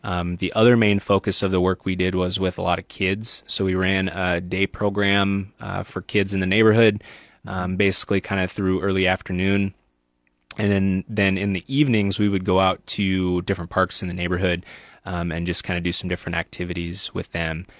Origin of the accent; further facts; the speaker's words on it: Sioux Center, Iowa, United States; moved away as an adult; now in Lincoln, United States; I'm originally from Northwest Iowa, a little town called Sioux Center